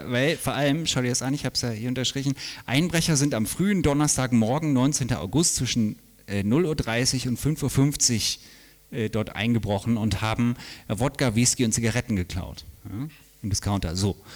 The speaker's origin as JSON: {"language": "German", "town": "Bielefeld", "region": "North Rhine-Westphalia", "country": "Germany", "said": "in meiner äh, quasi Geburtsstadt, ein bisschen daneben, aber ähm, ich komme ursprünglich aus Bielefeld. Gibt es nicht, ich weiß."}